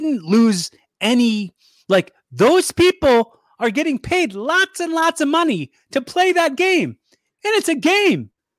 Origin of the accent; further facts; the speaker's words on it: Philadelphia, Pennsylvania, United States; I'm from Phily